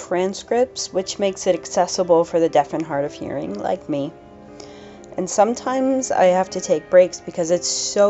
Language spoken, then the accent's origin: English; Baltimore, Maryland, United States; I'm from Baltimore, Maryland.